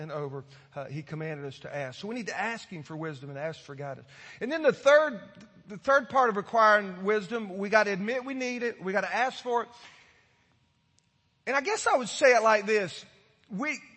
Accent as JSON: {"language": "English", "region": "Florida", "country": "United States", "tie": "born or raised there", "said": "I grew up in Florida"}